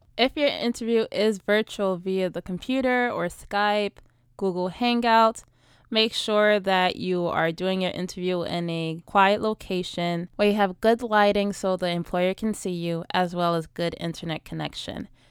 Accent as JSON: {"language": "English", "town": "New York City", "region": "New York", "country": "United States", "said": "I'm from New York City"}